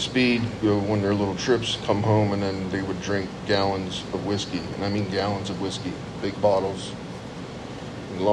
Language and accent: English; Lewistown, Pennsylvania, United States; also born or lived in Meriden, Connecticut; In 1972, we moved from Meriden, Connecticut, down to Lewistown, Pennsylvania, which is about 30 miles south of State College